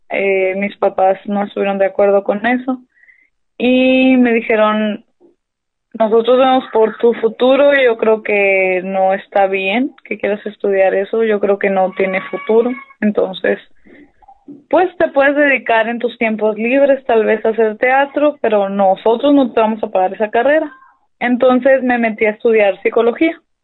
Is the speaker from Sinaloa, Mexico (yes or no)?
no; Hermosillo, Sonora, Mexico; Soy de Hermosillo, Sonora, aunque me creo de pueblo, ¿no? Porque mi familia es de pueblo, pero aquí nací yo